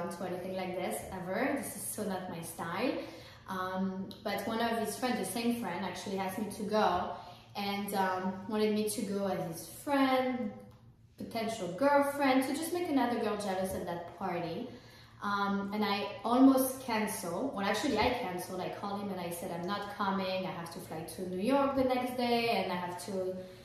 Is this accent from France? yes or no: yes; France; moved away; I'm French, I'm not American.